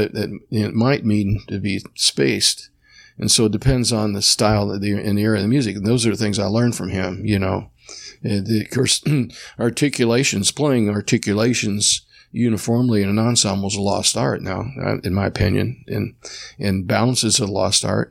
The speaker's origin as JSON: {"language": "English", "town": "Orlando", "region": "Florida", "country": "United States", "tie": "born or raised there", "also_born_or_lived": "Indiana", "said": "I grew up in Orlando."}